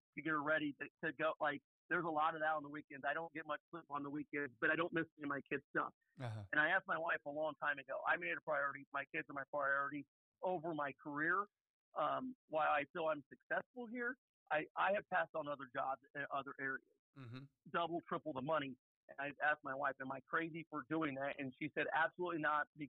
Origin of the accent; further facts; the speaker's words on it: Brownsburg, Indiana, United States; moved away as an adult; also born or lived in Hazard; now in Terre Haute, United States; growing up in Brownsburg